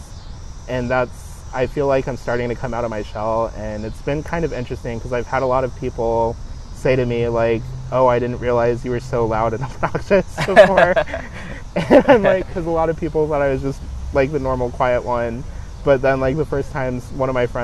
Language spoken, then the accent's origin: English; Kansas City, United States; moved away as an adult; getting out of Kansas City and getting out of like my hometown